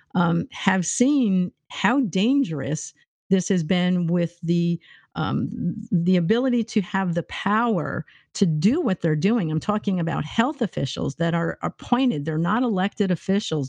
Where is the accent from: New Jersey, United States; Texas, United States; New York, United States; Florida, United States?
New York, United States; moved away; I'm from New York State